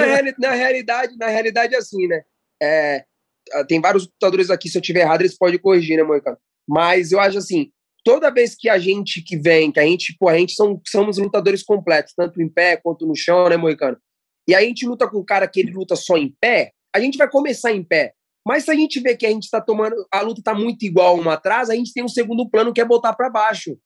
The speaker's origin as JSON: {"language": "Portuguese", "country": "Brazil", "said": "a gente é brasileiro, já começa por aí, a gente é brasileiro"}